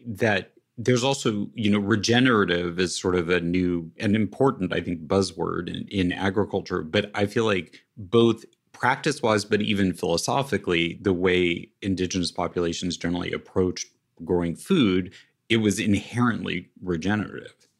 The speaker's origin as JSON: {"language": "English", "town": "Westwood", "region": "Kansas", "country": "United States", "tie": "born or raised there", "said": "the city that I grew up in, which is called Westwood, Kansas"}